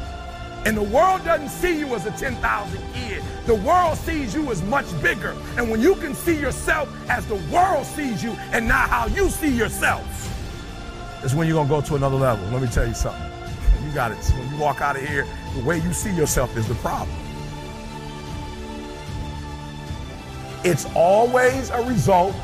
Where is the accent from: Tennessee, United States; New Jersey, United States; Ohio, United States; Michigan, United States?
Michigan, United States; Detroit; I'm from Detroit, high school dropout